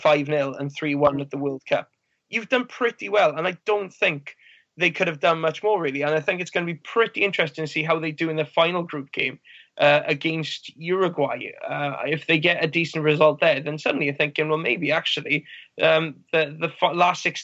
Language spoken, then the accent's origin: English; Wales, United Kingdom; as a Welshman